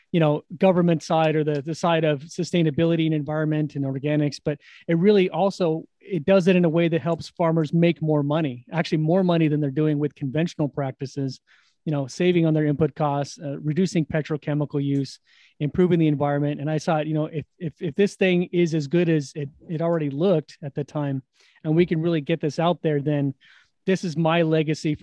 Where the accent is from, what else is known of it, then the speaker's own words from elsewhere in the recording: Sacramento, California, United States; I grew up in California, actually. I grew up in Sacramento